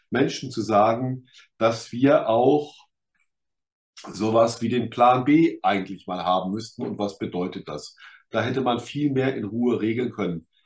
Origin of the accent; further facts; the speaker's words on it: Rhineland-Palatinate, Germany; Ich komme da 30 Kilometer aus Kaiserslautern, komme ich hier, das wäre eine ganze Region. Fröhlicher Pfälzer wäre total verseucht